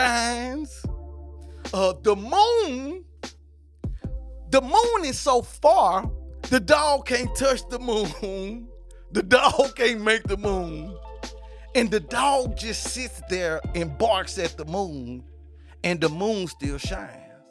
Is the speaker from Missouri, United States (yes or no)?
no; Nashville, Tennessee, United States; I'm from Nashville, Tennessee, so it was my first time outside of Nashville